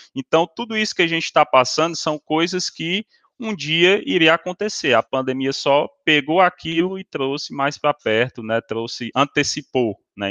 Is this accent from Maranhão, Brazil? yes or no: no; Ceará, Brazil; somos da mesma região, do Ceará